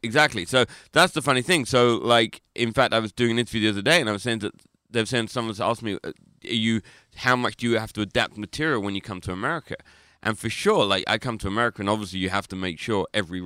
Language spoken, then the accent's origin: English; London, United Kingdom; I'm not from Liverpool. I'm from London